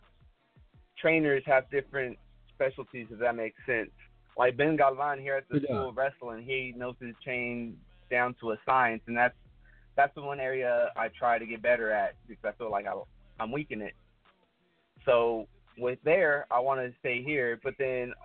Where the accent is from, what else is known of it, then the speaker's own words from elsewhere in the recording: Mexico; I'm from Mexico.